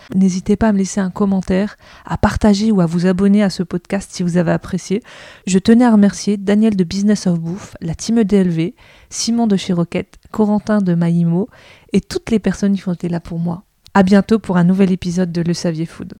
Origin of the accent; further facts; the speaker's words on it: France; nous, en tant que Français